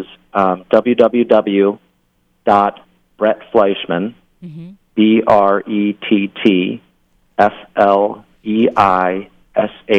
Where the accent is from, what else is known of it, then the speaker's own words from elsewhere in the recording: Philadelphia, Pennsylvania, United States; now in Boston, United States; I'm originally from Philadelphia